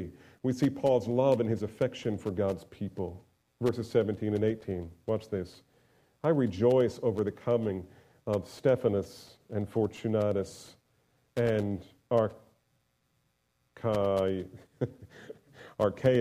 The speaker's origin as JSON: {"language": "English", "region": "New Jersey", "country": "United States", "tie": "born or raised there", "said": "I grew up in New Jersey"}